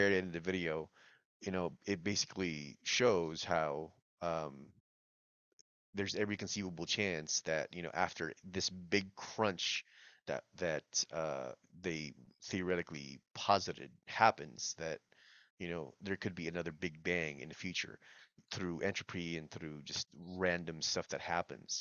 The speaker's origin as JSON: {"language": "English", "country": "Philippines", "said": "I'm Filipino"}